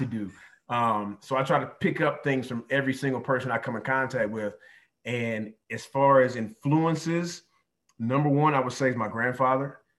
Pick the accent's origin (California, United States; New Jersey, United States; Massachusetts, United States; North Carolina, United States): North Carolina, United States; Durham; moved away as an adult; also born or lived in Pennsylvania; now in Ohio, United States; I'm originally from Durham, North Carolina. And so went to Hillside High School